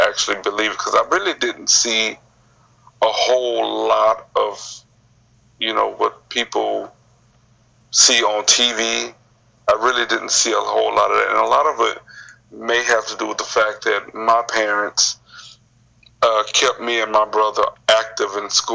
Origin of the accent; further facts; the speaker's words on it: Houston, Texas, United States; the area that I grew up in, I'm right at the borderline between Sunnyside and South Park